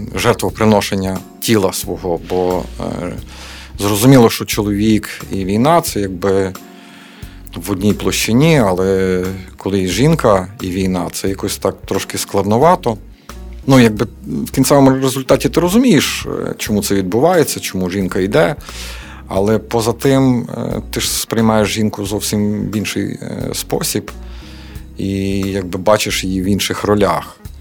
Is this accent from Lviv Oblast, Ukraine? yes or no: yes; Lviv, Lviv Oblast, Ukraine; ми місцеві, ми знаємо добре місцевість